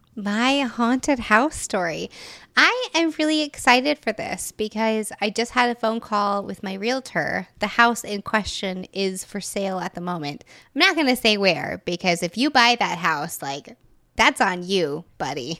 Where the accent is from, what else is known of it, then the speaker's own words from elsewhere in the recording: Texas, United States; moved away as an adult; also born or lived in Florida; I had lived in Texas essentially my whole life